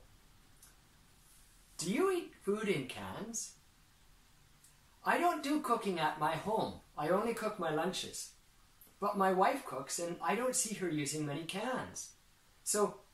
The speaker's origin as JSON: {"language": "English", "country": "Canada", "tie": "born or raised there", "moved": "as an adult", "lives_now": "Japan", "said": "We ate a lot of canned food when I was growing up in Canada"}